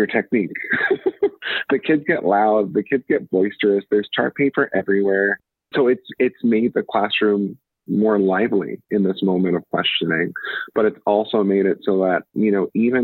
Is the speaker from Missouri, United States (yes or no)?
no; Atlantic City, New Jersey, United States; I'm from South Jersey, from Atlantic City, although I'm a first generation Trinidadian immigrant